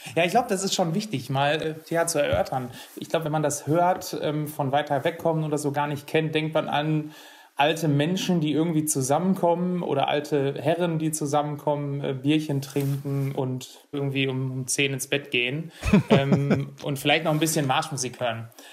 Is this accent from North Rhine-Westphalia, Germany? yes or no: yes; Erle, North Rhine-Westphalia, Germany; bei uns in Erle